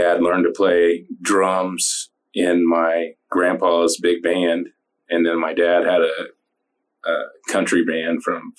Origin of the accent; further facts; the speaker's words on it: Indiana, United States; moved away as an adult; also born or lived in Florida Keys, United States; now in St. Petersburg, United States; I'm from Indiana originally.